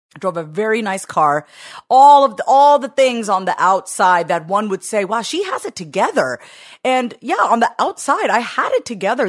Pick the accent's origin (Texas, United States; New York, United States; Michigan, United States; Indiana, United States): New York, United States; Long Island; I was born in nineteen eighty-two on Long Island, New York